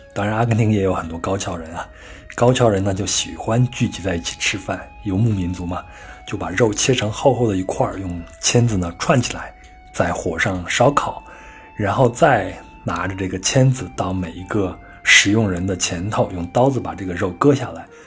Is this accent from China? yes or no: yes; China; 就像我们中国人也不是每一顿都去吃北京烤鸭